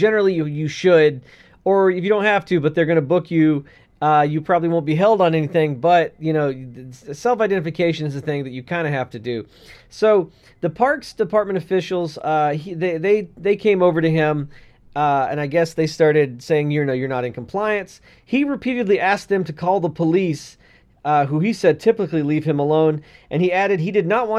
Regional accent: Texas, United States; In Texas, I can walk around my own home juggling fucking handguns. That's my right as a Texan.

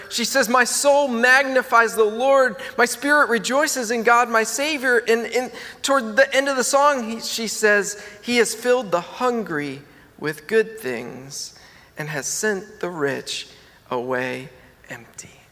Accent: Maryland, United States; moved away; I'm from Maryland

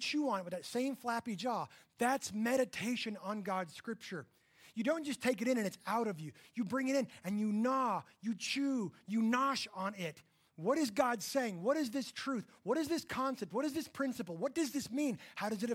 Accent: Texas panhandle, United States; I grew up in the Texas panhandle, where we had about 100 cows for every human

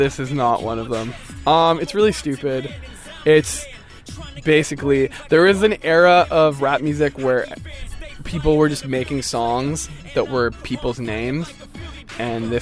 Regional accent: Thunder Bay, Ontario, Canada; born or raised there; accent: Canadian; moved away

